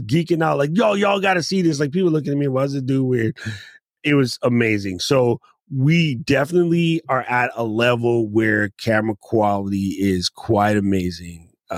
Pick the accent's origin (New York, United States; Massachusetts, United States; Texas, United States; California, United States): New York, United States; I'm from New York.